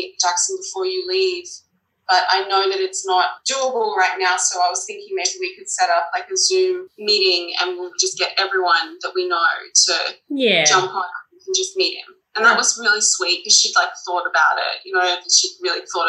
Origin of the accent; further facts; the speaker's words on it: Australia; moved away as an adult; now in New York, United States; we're Australian